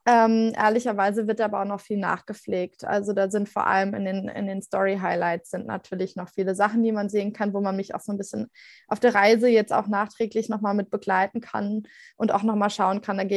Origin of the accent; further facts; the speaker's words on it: Rhineland-Palatinate, Germany; born there; ich bin 29 Jahre alt und komme gebürtig aus der Nähe von Mainz